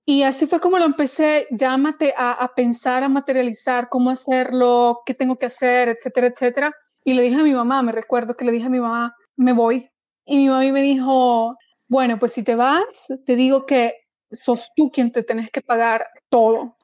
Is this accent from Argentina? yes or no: no; El Salvador; moved away as an adult; now in Sweden; mi país, en este caso El Salvador